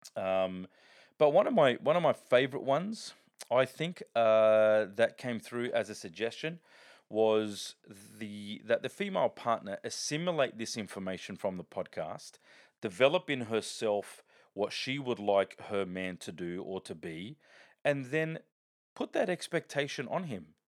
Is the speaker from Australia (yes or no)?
yes; Sydney, New South Wales, Australia; I grew up in the Bronx of, of Sydney known as Parramatta